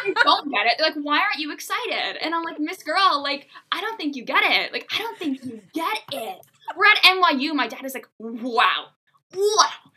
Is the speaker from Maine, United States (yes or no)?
yes; Bangor, Maine, United States; I was born and raised in Bangor, Maine.